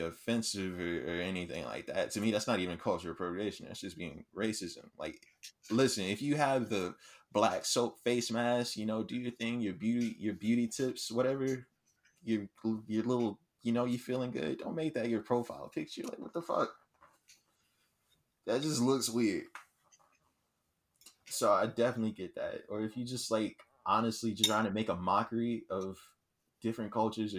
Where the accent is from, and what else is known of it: Houston, Texas, United States